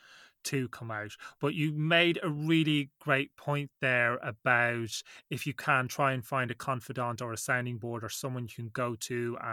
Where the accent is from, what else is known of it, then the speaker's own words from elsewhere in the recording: Ireland; growing up in Ireland